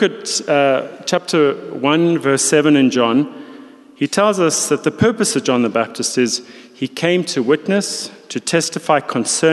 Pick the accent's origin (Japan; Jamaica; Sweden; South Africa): South Africa; moved away; also born or lived in London; being a South African